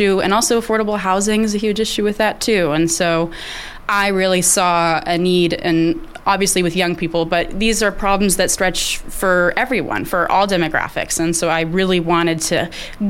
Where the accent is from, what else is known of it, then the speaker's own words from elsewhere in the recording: Juneau, Alaska, United States; also born or lived in Fairbanks; born and raised here in Juneau